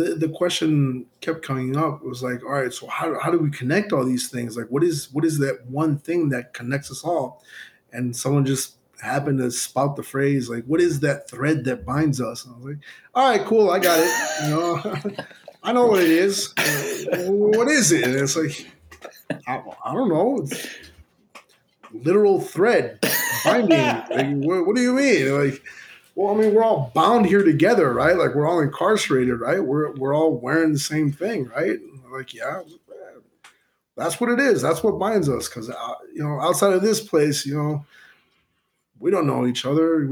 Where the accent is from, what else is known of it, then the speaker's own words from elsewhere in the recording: Chicago, Illinois, United States; growing up in Chicago